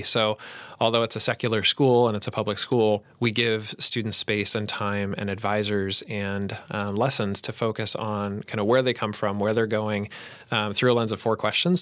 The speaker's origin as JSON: {"language": "English", "region": "Colorado", "country": "United States", "tie": "born or raised there", "also_born_or_lived": "Saint Paul, Minnesota", "moved": "yes", "lives_now": "Roseville, United States", "said": "I grew up in Colorado"}